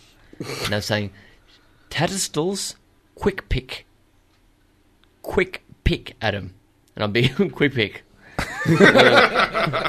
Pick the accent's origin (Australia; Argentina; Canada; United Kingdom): Australia; Queensland; now in Melbourne, Australia; I'm a Queenslander